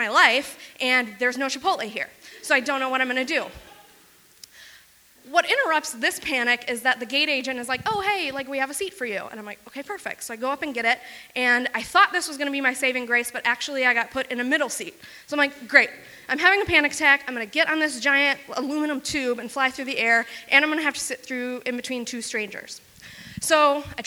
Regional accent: Wisconsin, United States; I grew up in rural Wisconsin

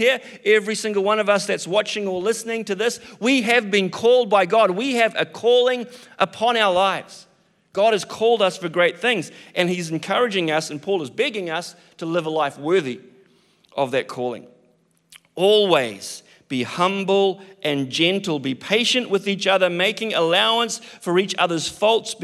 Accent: New Zealand; I'm a Kiwi

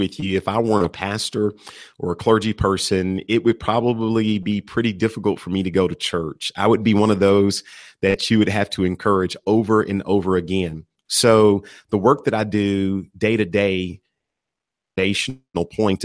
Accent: Texas, United States; moved away as an adult; now in Atlanta, United States; I was born and raised in Texas

